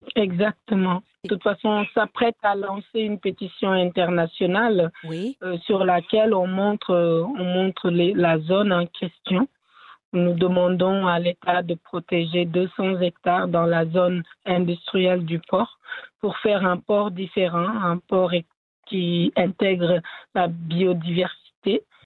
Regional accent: Senegal; French is a second language; moi, par exemple, qui viens du Sénégal

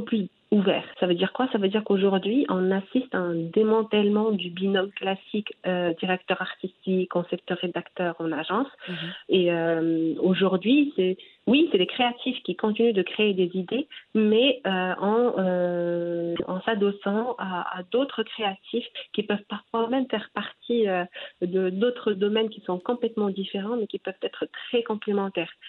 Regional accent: Morocco; chez nous au Maroc

